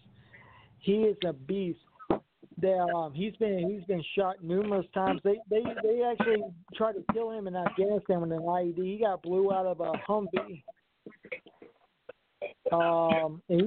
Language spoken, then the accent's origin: English; the South, United States; I was raised in the South. I was raised in the Bible Belt and everything.